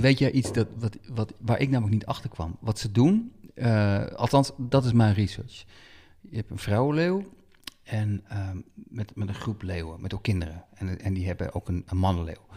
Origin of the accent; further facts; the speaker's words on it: Netherlands; wij als Nederlanders